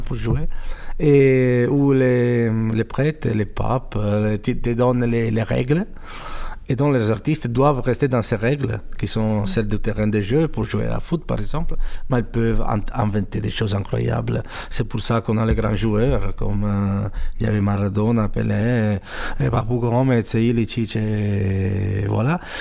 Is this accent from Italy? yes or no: yes; Italy; French is a second language; moved away; also born or lived in United States / France / Switzerland / Germany; je suis italien